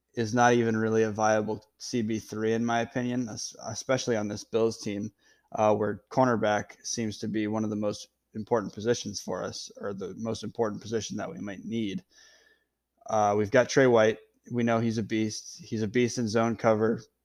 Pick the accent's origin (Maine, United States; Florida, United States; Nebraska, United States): Maine, United States; Freeport; I am from Freeport, Maine, small town.